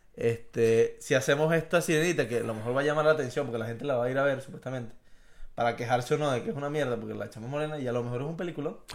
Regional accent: Venezuela; número uno somos latinos y número dos somos venezolanos

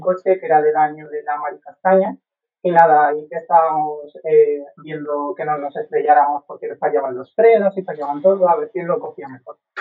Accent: Valencian Community, Spain; Como valenciano

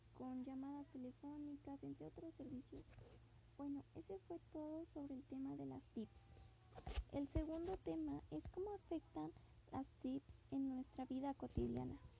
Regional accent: Mexico City, Mexico; now in Zumpango, Mexico; nací en la Ciudad de México el 21 de septiembre. Actualmente vivo en Zumpango

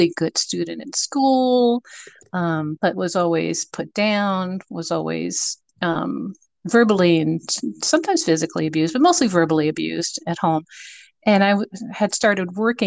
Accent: Boca Raton, Florida, United States; also born or lived in Connecticut; I'm originally from Connecticut, believe it or not, and my parents relocated, dragging three children with them, all under the age of 8, to Boca Raton. So I grew up in Boca Raton, Florida

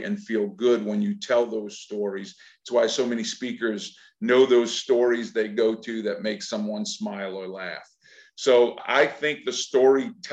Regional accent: Louisiana, United States; I am from Louisiana

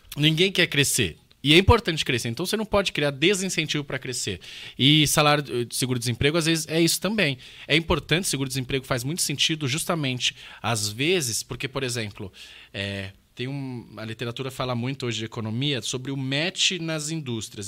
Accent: São Paulo, Brazil; eu cresci perto de Itaquera, Zona Leste aqui

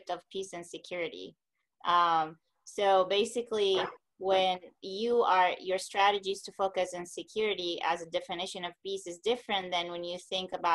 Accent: Palestine; moved away; I'm from Palestine originally

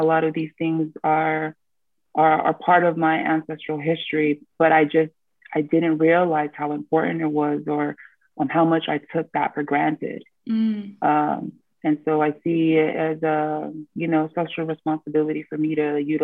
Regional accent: Tonga; I am from the South Pacific island of Tonga.

